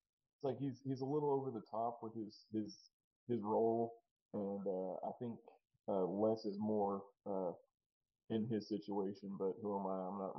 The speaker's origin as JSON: {"language": "English", "town": "New Caney", "region": "Texas", "country": "United States", "said": "I'm from New Caney"}